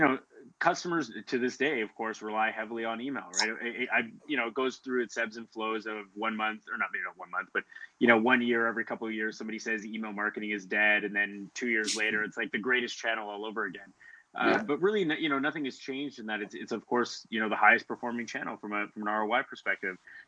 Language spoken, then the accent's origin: English; Timmins, Ontario, Canada; moved away; also born or lived in Ottawa; I'm actually from Timmins, Ontario, originally. So I grew up there, which is about 8 hours north of Toronto.